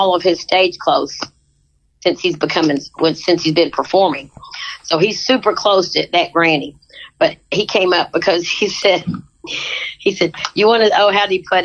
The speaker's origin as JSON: {"language": "English", "region": "Kentucky", "country": "United States", "tie": "born or raised there", "said": "when I was growing up in Kentucky"}